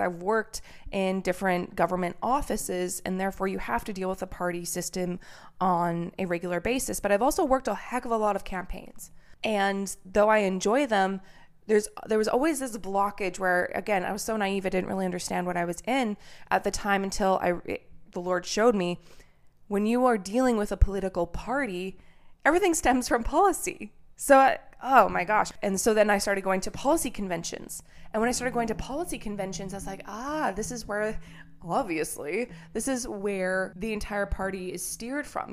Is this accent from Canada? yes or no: yes; Canada; now in United States; I'm a Canadian who moved to America